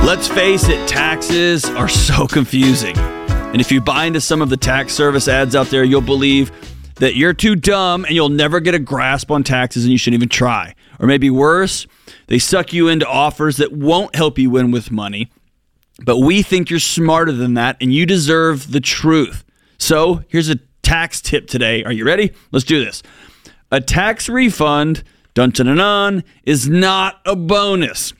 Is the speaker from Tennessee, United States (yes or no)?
no; Texas, United States; born or raised there; moved away as an adult